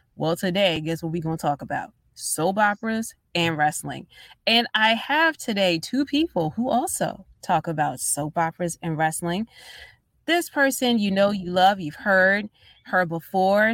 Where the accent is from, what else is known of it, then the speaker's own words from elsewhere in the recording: Baltimore, Maryland, United States; I'm from Baltimore